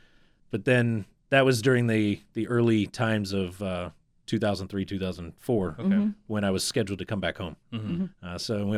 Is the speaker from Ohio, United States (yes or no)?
yes; Ohio, United States; Born and raised in Northeast Ohio, very blue collar, very just kind of, you know, rough and tough kind of industry.